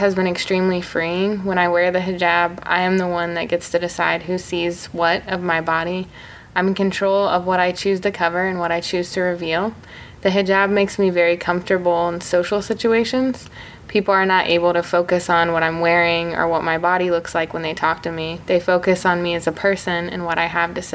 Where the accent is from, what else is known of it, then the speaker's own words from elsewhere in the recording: Marion, Indiana, United States; also born or lived in Bloomington, Indiana; born and raised in Marion, Indiana, and then I came to Bloomington for undergrad